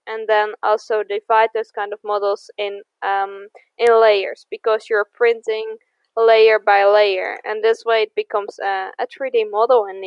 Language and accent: English; the middle of the Netherlands, central Netherlands, Netherlands; now in Eindhoven, Netherlands; I'm from the Netherlands. I grew up in the middle of the Netherlands